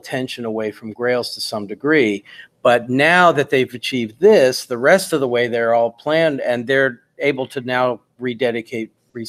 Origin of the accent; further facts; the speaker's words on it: United States; I'm an American.